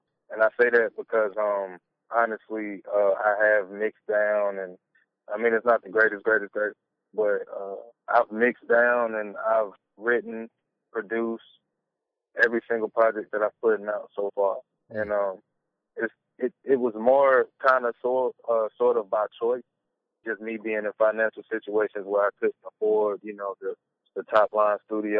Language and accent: English; the South, United States; You know, like I said, I'm from the South, and, you know, just South music has always had that bounce